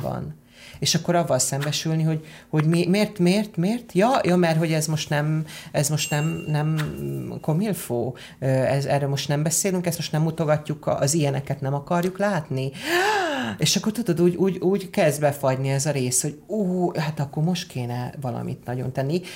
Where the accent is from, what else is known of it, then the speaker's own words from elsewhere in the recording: Hungary; moved away as an adult; also born or lived in England; én azért jöttem haza, mert én azt gondolom, hogy én magyar ember vagyok